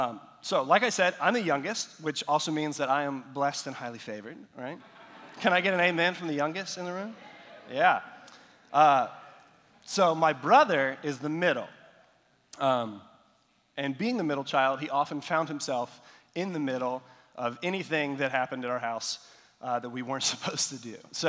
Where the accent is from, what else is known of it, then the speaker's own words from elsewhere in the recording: Nepal; So I've mentioned before that I grew up in South Asia. And so in Nepal, all the houses, they have flat roofs, concrete buildings, and all that.